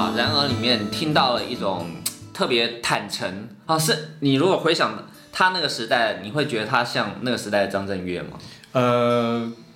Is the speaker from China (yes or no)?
no; Taiwan; 我们台湾人都会看这个龙舟比赛嘛，每次端午节必须看